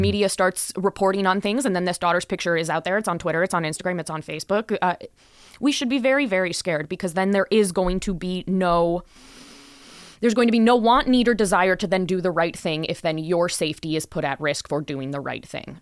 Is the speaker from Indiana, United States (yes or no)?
no; Wisconsin, United States; now in Las Vegas, United States; my home state of Wisconsin